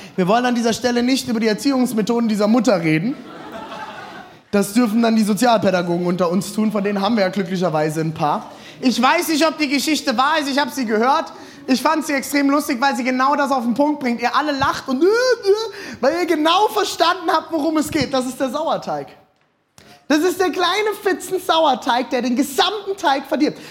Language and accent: German; Rhine area, Germany; Ich bin am Rhein aufgewachsen